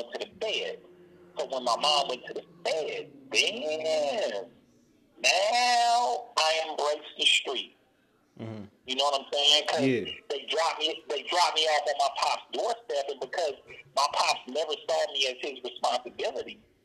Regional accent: Oakland, California, United States; where we grow up, our culture

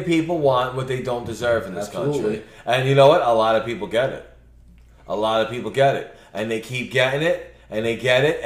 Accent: New York City, New York, United States; I'm from Brooklyn.

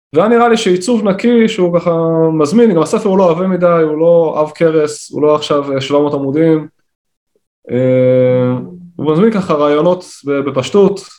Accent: Kiryat Tivon, Northern District, Israel; moved away as an adult; now in Gaza envelope, Israel; אני גדלתי בבית חילוני, בקריית טבעון

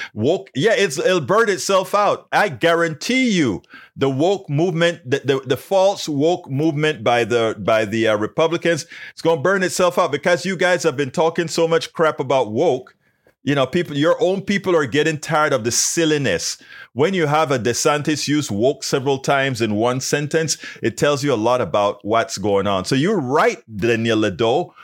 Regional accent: Panama; now in United States; my home country, Panama

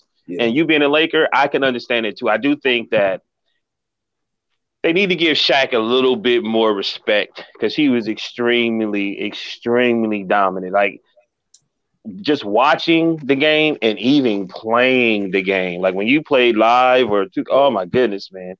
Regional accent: Akron, Ohio, United States; I'm from Akron

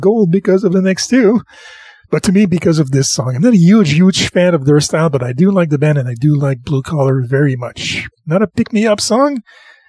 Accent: Quebec, Canada; I'm the whitest French boy in Quebec. I was raised on Christian music.

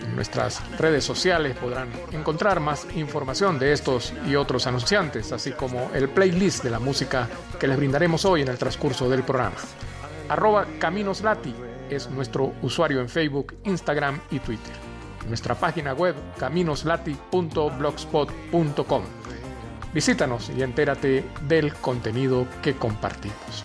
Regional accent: Venezuela; also born or lived in Rubio, Táchira; aquí en la ciudad de Rubio, en el estado Táchira de nuestra amada y tantas veces golpeada Venezuela

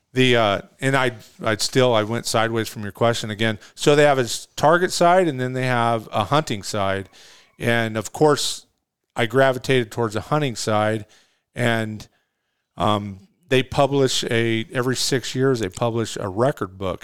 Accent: California, United States; moved away as an adult; now in Arizona, United States; I'm a native Californian, man. I lived in California for fifty years.

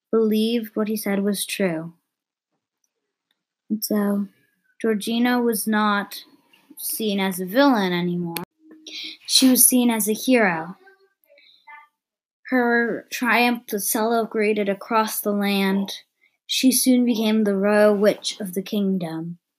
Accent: United States; I'm American

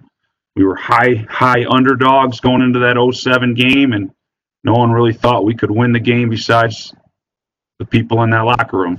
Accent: Wisconsin, United States; growing up in Wisconsin

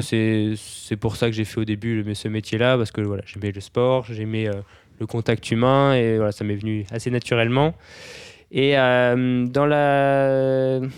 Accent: Brittany, France; je viens de Bretagne

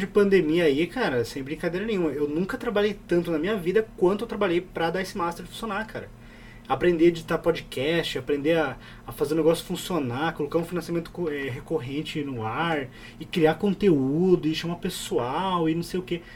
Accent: Curitiba, Paraná, Brazil; eu sou de Curitiba

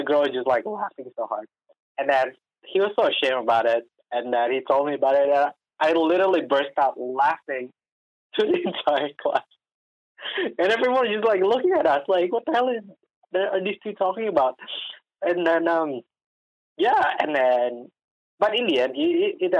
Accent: Jakarta, Indonesia; moved away as an adult; I'm from Indonesia. I was born and raised in Jakarta, Indonesia.

